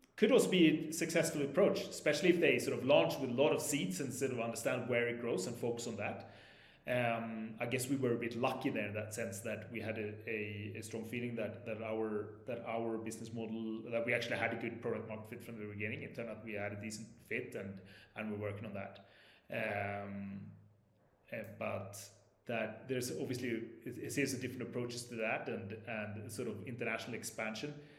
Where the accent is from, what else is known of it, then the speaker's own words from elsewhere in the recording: southern Sweden, Sweden; English is a second language; moved away as an adult; also born or lived in Stockholm / Spain / London / Sao Paulo; now in Mexico City, Mexico; I grew up in Stockholm, uh, but only for the first eight years of my life before moving to the south of Sweden.